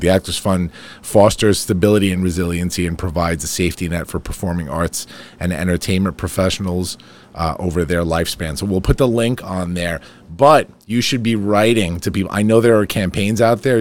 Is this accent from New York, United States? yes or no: yes; Farmingdale, New York, United States; my hometown